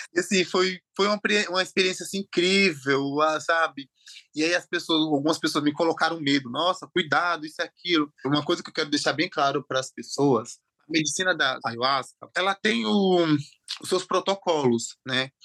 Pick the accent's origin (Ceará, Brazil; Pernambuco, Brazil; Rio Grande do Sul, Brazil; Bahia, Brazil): Bahia, Brazil; interior of; born or raised there; also born or lived in Aracaju, Sergipe